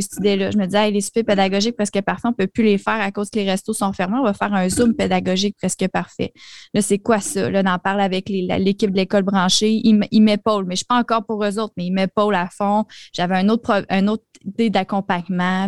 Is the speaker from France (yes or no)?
no; Quebec, Canada; je suis québécoise